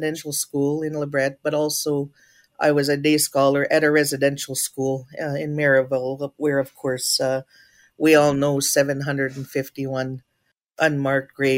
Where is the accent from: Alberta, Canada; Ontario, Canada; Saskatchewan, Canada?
Saskatchewan, Canada; Treaty 4 territory; I'm from Ojibwe's First Nation, from the beautiful unceded, unsurrendered Treaty 4 territory